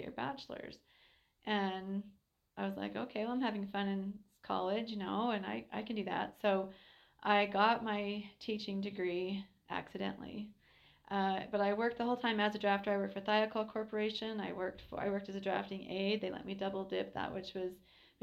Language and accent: English; Helper, Utah, United States; I'm a local kid. I grew up in Helper and went to Sally Morrow, Helper Junior High, Carbon High